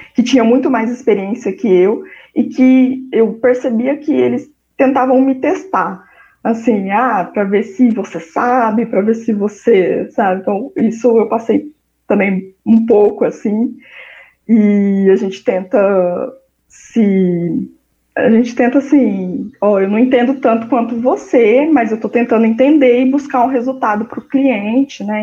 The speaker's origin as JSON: {"language": "Portuguese", "town": "Londrina", "region": "Paraná", "country": "Brazil", "said": "eu sou de Londrina, no Paraná"}